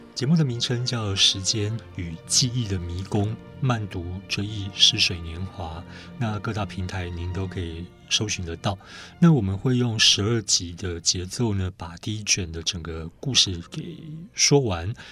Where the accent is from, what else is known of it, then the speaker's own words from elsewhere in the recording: Taiwan; 我们台湾人